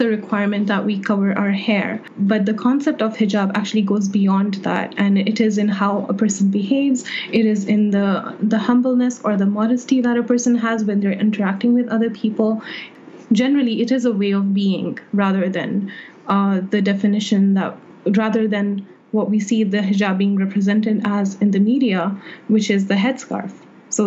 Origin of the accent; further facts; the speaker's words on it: Saudi Arabia; I grew up in Saudi Arabia where my Muslim identity was not only encouraged